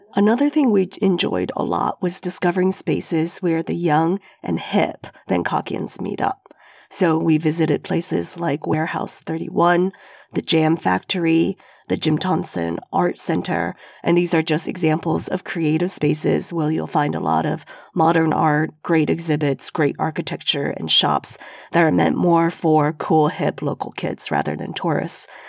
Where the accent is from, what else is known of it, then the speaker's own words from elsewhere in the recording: Sichuan, China; I'm from Sichuan, the chili capital of China